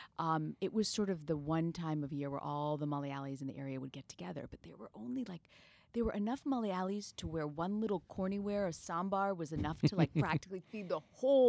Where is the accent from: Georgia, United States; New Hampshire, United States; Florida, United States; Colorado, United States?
Florida, United States; Tampa; So I grew up in Tampa, Florida. And as you mentioned, my family, we're Malayali. My mom has 7 brothers and sisters who live within like a 5-mile radius in Tampa.